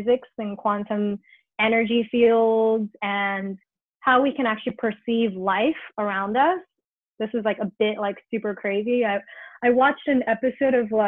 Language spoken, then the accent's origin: English; New York, United States; now in Los Angeles, United States; I'm like born and raised in New York, where every day is a fight against the city